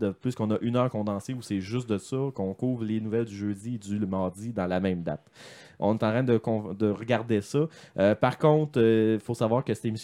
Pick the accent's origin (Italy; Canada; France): Canada; Lévis, Quebec; parce que moi, je suis de Lévis.